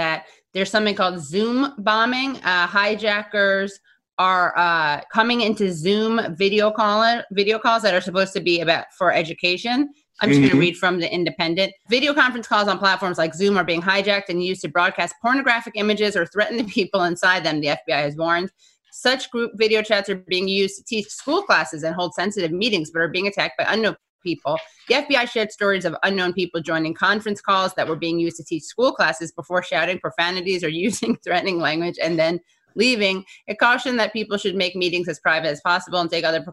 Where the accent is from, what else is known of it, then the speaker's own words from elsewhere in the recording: New York, United States; accent: New York; my New York accent